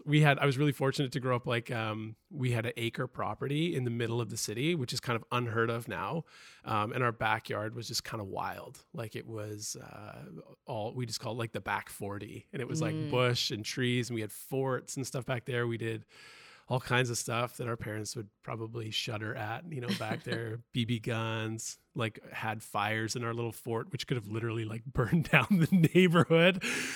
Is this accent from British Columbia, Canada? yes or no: yes; Richmond, British Columbia, Canada; Ooh, Richmond, the flatlands, or Ditchmond.